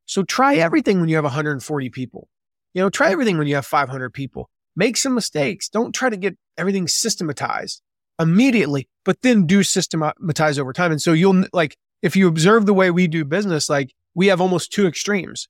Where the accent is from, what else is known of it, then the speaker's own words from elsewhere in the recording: the South, United States; moved away as an adult; now in Fort Wayne, United States; I grew up in the South. I grew up in the nice warm weather mostly